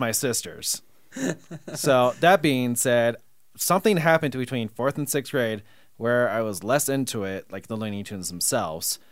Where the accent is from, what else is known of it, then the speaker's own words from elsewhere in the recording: Seattle, Washington, United States; I grew up in Seattle.